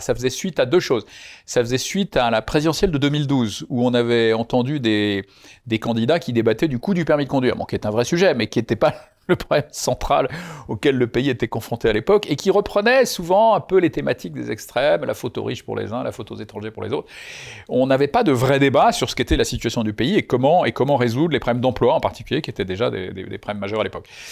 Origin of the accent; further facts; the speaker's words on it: Lyon, Auvergne-Rhône-Alpes, France; J'étais originaire de Lyon